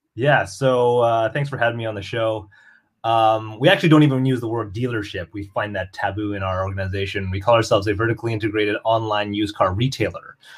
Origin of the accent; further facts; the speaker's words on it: Canada; I'm also Canadian.